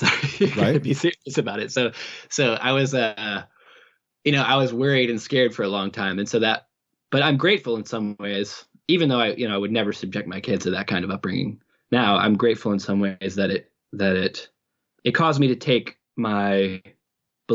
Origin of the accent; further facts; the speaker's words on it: Midwest, United States; I was raised in the Midwest in a very conservative Baptist home